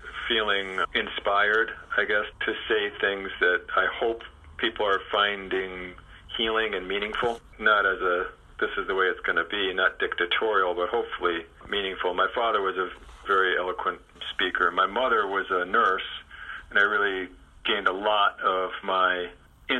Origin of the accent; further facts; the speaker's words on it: Chicago, Illinois, United States; I grew up in Chicago.